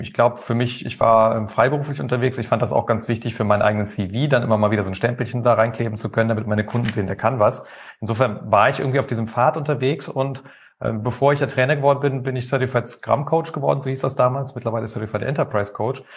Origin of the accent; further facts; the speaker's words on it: Rhineland, Germany; now in Mannheim, Germany; Ich bin eigentlich gebürtiger Rheinländer